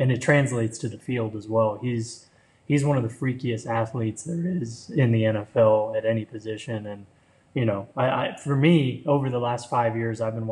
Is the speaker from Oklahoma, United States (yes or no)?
no; Florida, United States; I grew up in Florida